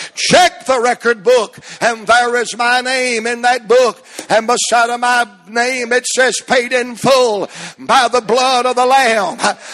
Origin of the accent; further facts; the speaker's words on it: Atlanta, Georgia, United States; I'm from Atlanta, Georgia